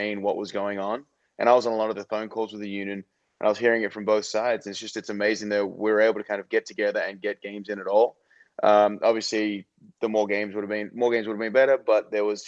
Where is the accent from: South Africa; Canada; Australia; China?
Australia; moved away; back in Australia